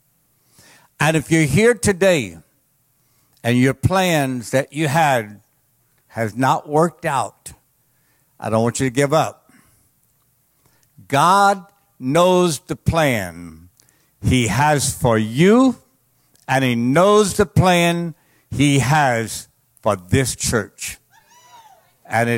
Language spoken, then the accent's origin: English; Cajun, Louisiana, United States; I'm a Cajun